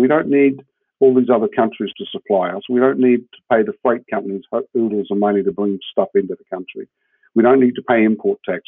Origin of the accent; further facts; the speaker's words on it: New Zealand; moved away as an adult; also born or lived in Switzerland; now in Jacksonville, United States; I'm a Kiwi and I come from a country of 60 million sheep